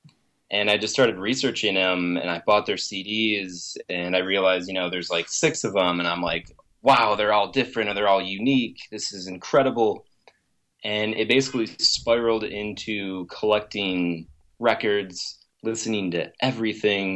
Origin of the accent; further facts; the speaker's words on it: Grand Rapids, Michigan, United States; moved away as an adult; now in Los Angeles, United States; I was born and raised in Grand Rapids for 26 years.